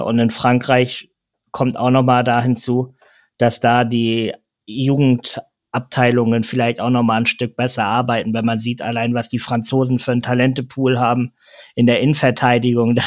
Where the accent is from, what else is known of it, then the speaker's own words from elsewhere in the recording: Hamburg, Germany; als Hamburger